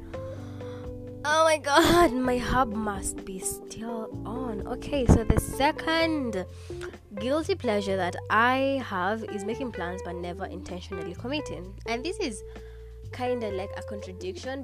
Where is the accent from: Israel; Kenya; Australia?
Kenya; if you've been born and raised in Kenya